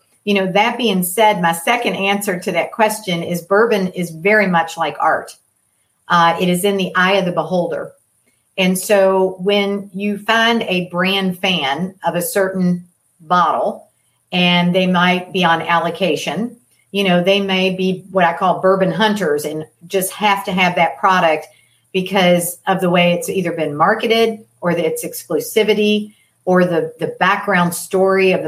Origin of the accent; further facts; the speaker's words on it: Louisville, Kentucky, United States; I grew up in Louisville, Kentucky